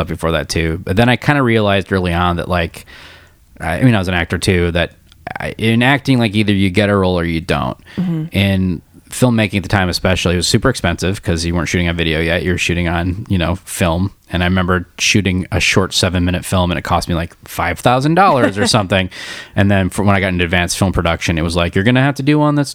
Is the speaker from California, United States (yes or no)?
yes; Davis, California, United States; also born or lived in Michigan; I grew up in Michigan when I was really little, moved out when I was 9 to Davis.